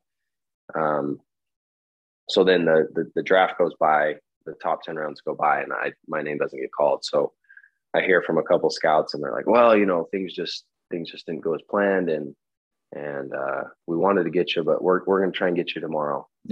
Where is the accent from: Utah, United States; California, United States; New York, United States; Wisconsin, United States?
Utah, United States; Elk Ridge; I'm from Utah, Elk Ridge to be specific.